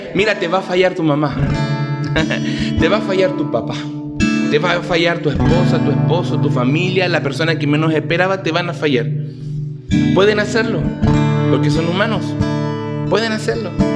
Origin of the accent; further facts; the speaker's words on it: Concepción, Biobío, Chile; soy de Concepción